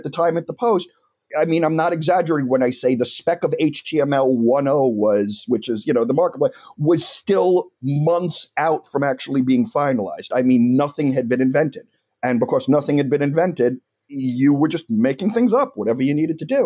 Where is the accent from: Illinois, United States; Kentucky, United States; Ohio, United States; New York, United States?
New York, United States; Long Island, Nassau County; moved away as an adult; also born or lived in Michigan; I grew up on Long Island on the South Shore, Nassau County, about 3 miles from JFK